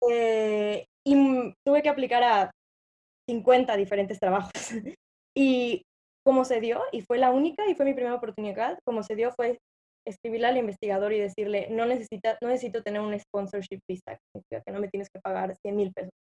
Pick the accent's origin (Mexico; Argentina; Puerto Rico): Mexico; moved away as an adult; now in United States; nosotros siendo mexicanos